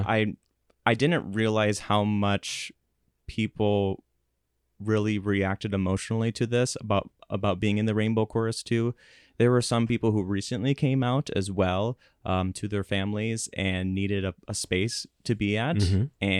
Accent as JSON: {"language": "English", "town": "Salem", "region": "South Dakota", "country": "United States", "tie": "born or raised there", "said": "And they used to come once a year to McCook Central High School, mm-hmm. where I grew up in Salem."}